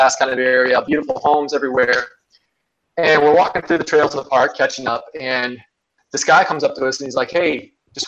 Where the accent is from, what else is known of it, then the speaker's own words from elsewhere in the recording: Ohio, United States; now in North Carolina, United States; I'm from Ohio originally, actually. I live in North Carolina